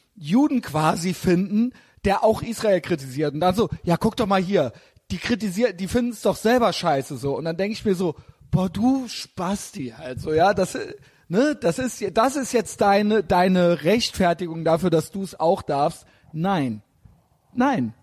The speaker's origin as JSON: {"language": "German", "country": "Germany", "said": "als Deutscher in Deutschland"}